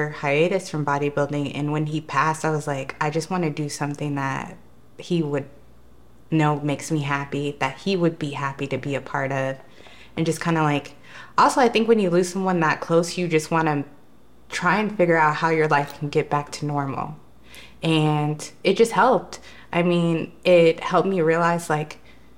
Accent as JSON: {"language": "English", "town": "Denver", "region": "Colorado", "country": "United States", "moved": "yes", "lives_now": "California, United States", "said": "I'm originally from Denver, Colorado"}